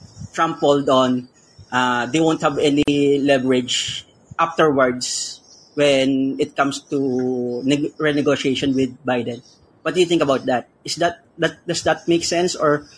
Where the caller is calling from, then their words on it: Philippines; I'm from greetings from the Philippines.